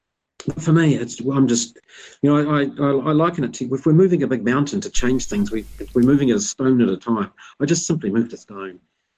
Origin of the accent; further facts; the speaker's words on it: Masterton, Wellington, New Zealand; I'm a New Zealander, and then I was born in Masterton. I've never lived anywhere, any other country.